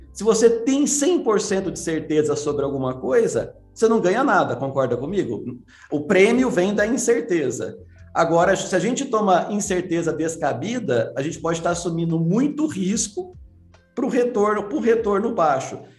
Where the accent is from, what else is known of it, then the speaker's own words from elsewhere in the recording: Minas Gerais, Brazil; eu sou mineiro